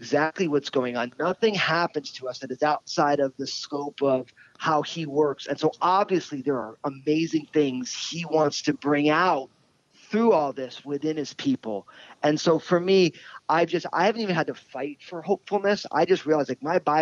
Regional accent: New Jersey, United States; I'm all Italian from New Jersey

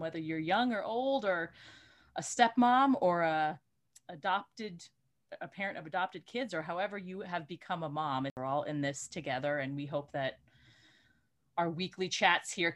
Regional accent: Colorado, United States; But I was born in Colorado, so I have this very funny perspective of growing up in a very suburban part of Colorado

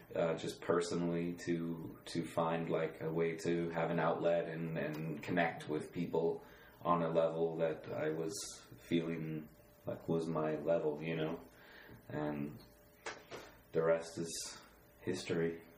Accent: Boulder, Colorado, United States; moved away as an adult; also born or lived in Switzerland; I was born and raised in Boulder, Colorado

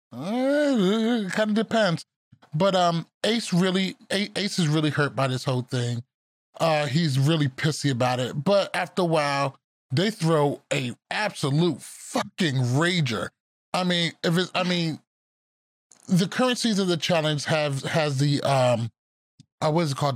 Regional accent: Roosevelt, New York, United States; moved away; I'm from Roosevelt, New York. Our high school is called the Roosevelt Rough Riders

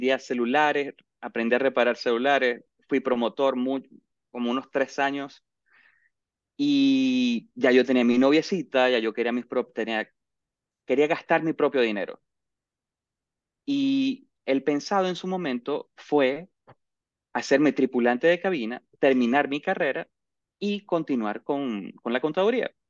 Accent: Caracas, Capital District, Venezuela; born there; accent: maracucho; lo primero es que nací en Caracas, pero de verdad me siento maracucho, aunque ya he perdido un poco el acento.

